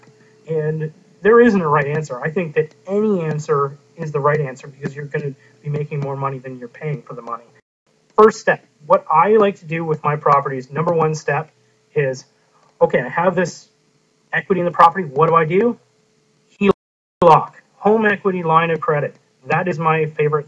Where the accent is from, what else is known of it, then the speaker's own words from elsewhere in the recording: Canada; I'm the Canadian investing in the U.S.